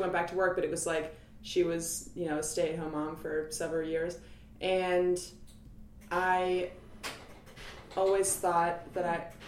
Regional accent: Cincinnati, Ohio, United States; moved away as an adult; now in New York, United States; I am from Cincinnati, Ohio

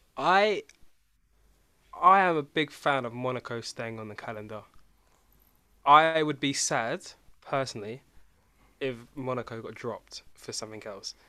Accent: England, United Kingdom; we are all from England

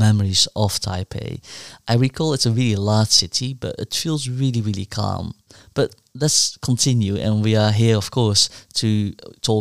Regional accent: Netherlands; moved away as an adult; also born or lived in Korea / United Kingdom; now in Hong Kong; I was born in Korea but raised in the Netherlands in a family environment that was immersed in art and creativity. My formative years were spent in the Netherlands and in the UK

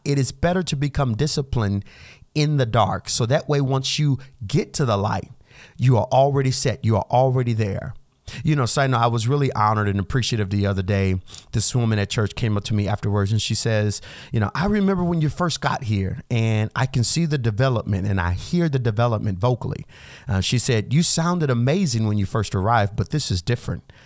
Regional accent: United States; us everyday Americans

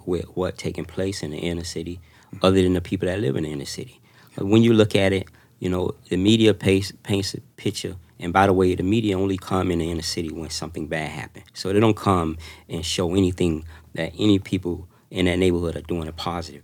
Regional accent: Miami, Florida, United States; growing up in Oldtown, in public housing, in large amount of projects

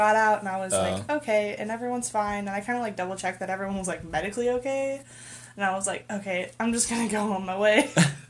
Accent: Iowa, United States; I'm from Iowa

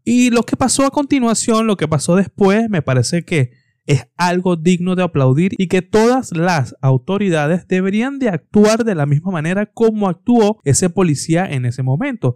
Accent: Venezuela; also born or lived in Tenerife, Spain; now in Spain

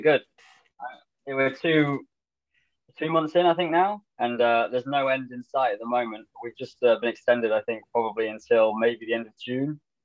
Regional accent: Lincolnshire, East Midlands, United Kingdom; I'm from Lincolnshire, which is northeast of England uh, about three hours north of London

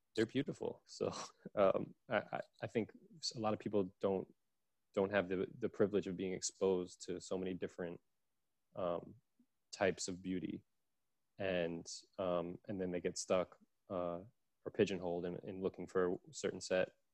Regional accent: New York City, New York, United States; I grew up in Brooklyn

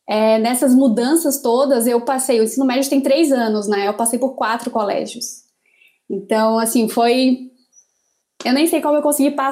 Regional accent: Amapá, Brazil; born there; Eu nasci na Mapá, que agora está completando não sei quantos dias praticamente sem luz, né?

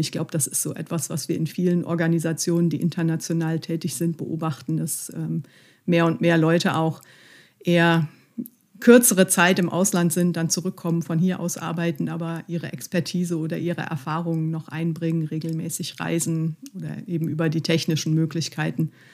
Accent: Mönchengladbach, North Rhine-Westphalia, Germany; also ich liebe Mönchengladbach, es ist meine Heimatstadt.

